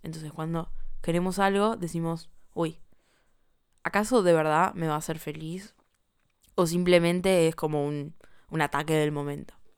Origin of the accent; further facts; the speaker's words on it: Buenos Aires, Argentina; como ciudadana argentina de Buenos Aires